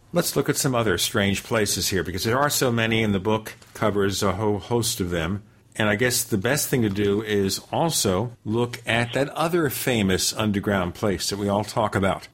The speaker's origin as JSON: {"language": "English", "town": "New York City", "region": "New York", "country": "United States", "tie": "born or raised there", "said": "I grew up in New York"}